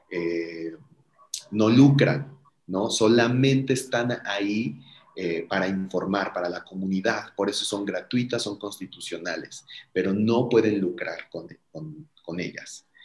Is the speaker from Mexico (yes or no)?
yes; Mexico; que pensemos como ciudadanos mexicanos en dónde estamos, en dónde estamos parados frente a este tema